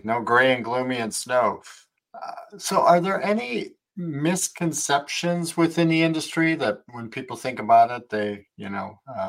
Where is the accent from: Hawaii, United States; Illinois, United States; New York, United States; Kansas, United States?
Illinois, United States; moved away as an adult; also born or lived in Wisconsin; now in Florida, United States; Yeah, I'm from Wisconsin originally, grew up in Illinois.